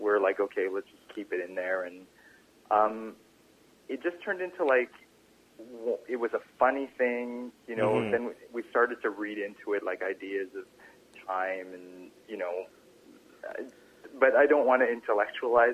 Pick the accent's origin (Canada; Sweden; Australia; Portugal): Canada; we're Canadian